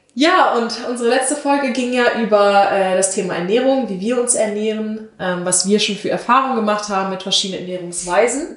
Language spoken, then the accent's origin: German; North Rhine-Westphalia, Germany; Wir sind Rheinländer.